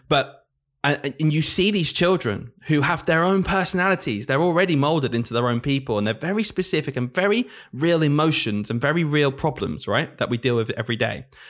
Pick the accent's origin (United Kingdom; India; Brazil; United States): United Kingdom; the north of England; accent: Northern; moved away; I'm from the north of the country